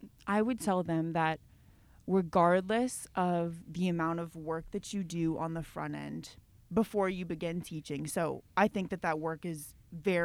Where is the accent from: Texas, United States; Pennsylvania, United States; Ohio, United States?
Texas, United States; Inez; moved away as an adult; now in Memphis, United States; Home is a tiny town called Inez, Texas